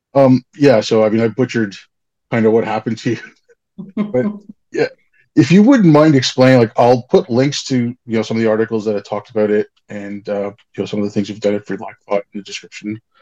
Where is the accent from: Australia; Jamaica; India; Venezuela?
India; moved away; I'm brown. I'm from India.